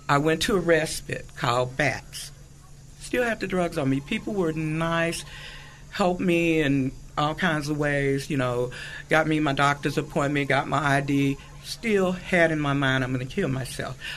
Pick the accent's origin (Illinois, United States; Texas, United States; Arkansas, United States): Arkansas, United States; born or raised there; also born or lived in Utah; now in California, United States